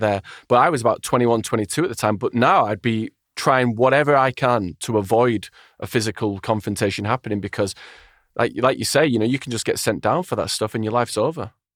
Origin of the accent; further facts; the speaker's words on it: Wigan, North West England, United Kingdom; I'm from Wigan